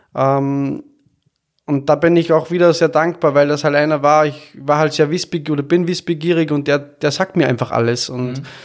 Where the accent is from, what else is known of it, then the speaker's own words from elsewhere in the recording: Austria; moved away as an adult; also born or lived in Vienna / Stuttgart; now in Hamburg, Germany; ich bin Österreicher, der in Deutschland lebt